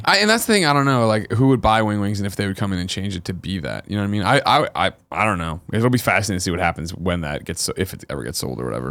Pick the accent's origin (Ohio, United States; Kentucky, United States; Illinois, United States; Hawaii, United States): Illinois, United States; Glen Ellyn; moved away; I'm from Glen Ellen